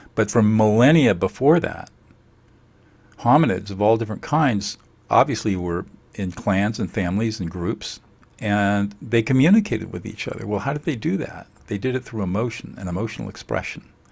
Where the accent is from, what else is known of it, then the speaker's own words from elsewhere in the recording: San Marino, California, United States; I grew up in San Marino in, uh, and uh, in the 50s